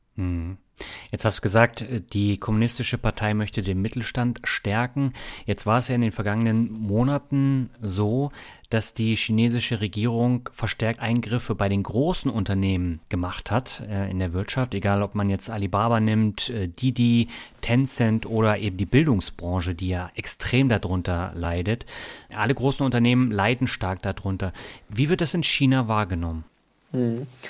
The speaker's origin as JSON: {"language": "German", "country": "Germany", "said": "als Deutscher"}